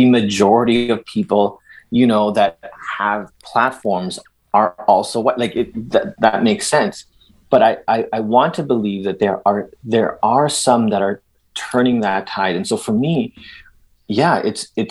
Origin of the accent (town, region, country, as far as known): Edmonton, Alberta, Canada; born or raised there; first language Spanish; also born or lived in El Salvador